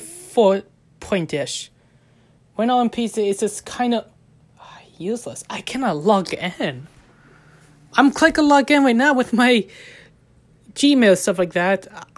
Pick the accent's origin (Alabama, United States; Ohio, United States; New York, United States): Ohio, United States; I'm actually come from United States, born in Ohio, raised in Ohio, of American way.